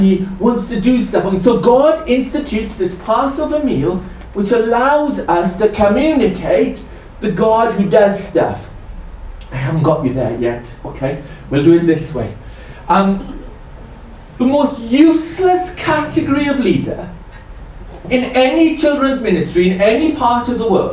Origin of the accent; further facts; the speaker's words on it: Welsh, Wales, United Kingdom; I'm Welsh.